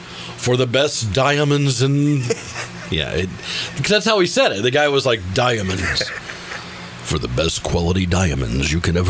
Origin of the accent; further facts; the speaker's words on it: United States; I'm American